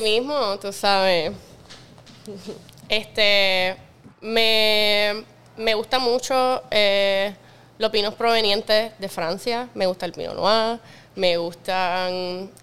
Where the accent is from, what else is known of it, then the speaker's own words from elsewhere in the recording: Puerto Rico; yo soy de Puerto Rico